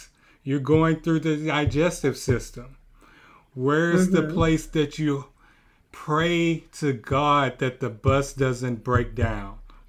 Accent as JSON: {"language": "English", "region": "Texas", "country": "United States", "moved": "yes", "said": "I'm from Texas."}